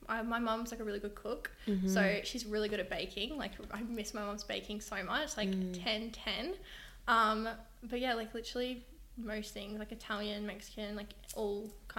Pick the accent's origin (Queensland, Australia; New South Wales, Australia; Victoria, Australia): Queensland, Australia; Brisbane; moved away as an adult; now in London, United Kingdom; I'm from Australia. I've been in London for 10 months now.